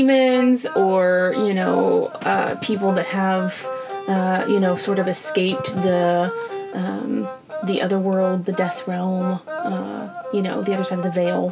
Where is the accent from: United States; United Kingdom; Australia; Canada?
United States; Georgia; accent: southern